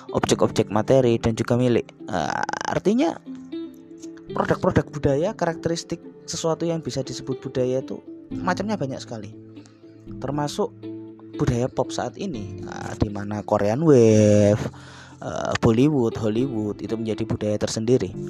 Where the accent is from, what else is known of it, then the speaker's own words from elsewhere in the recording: East Java, Indonesia; membawa karakter saya sebagai orang Jawa Timur ketika berinteraksi dengan masyarakat apapun, entah masyarakat di luar Jawa Timur, masyarakat Jawa Timur itu sendiri bahkan masyarakat internasional. Logat saya tidak akan pernah saya ubah